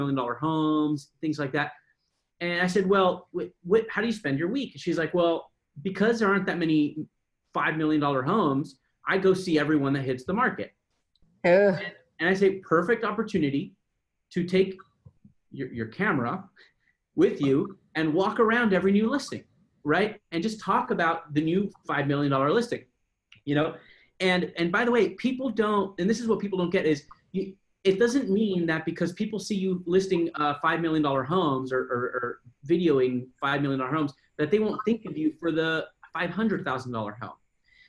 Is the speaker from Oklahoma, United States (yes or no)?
no; San Diego, California, United States; I'm from San Diego